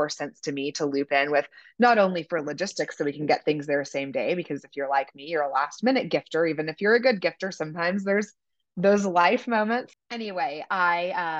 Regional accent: Kansas City, Missouri, United States; I'm from Kansas City, so those were my high school and college jobs

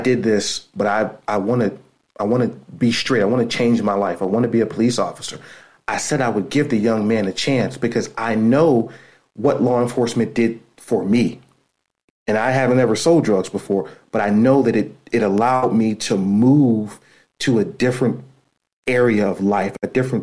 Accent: Youngstown, Ohio, United States; moved away as an adult; now in Pittsburgh, United States; I grew up in Youngstown, Ohio.

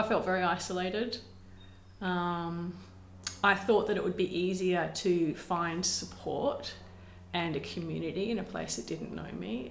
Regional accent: Perth, Western Australia, Australia; I grew up south of the river uh, in Rossmoyne

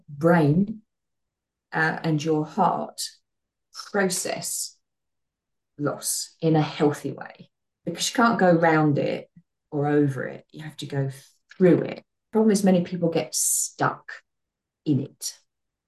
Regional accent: United Kingdom; we're British

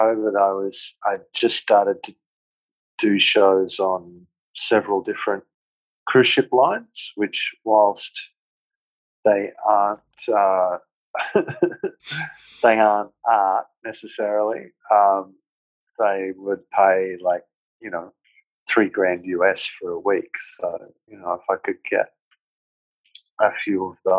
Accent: Australia; I was born here.

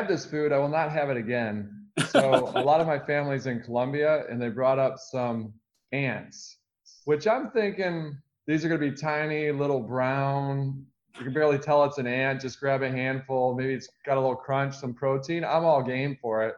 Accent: Michigan, United States; I grew up in the Midwest in Michigan.

